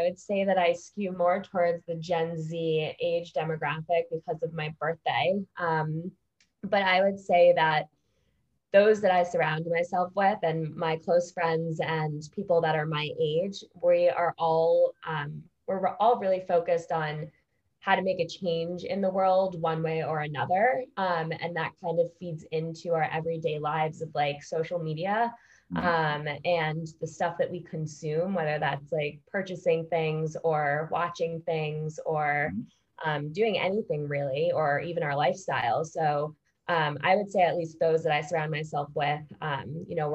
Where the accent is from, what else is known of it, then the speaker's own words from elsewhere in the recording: Westchester, New York, United States; I was born and raised in Westchester, New York, so not too far out of New York City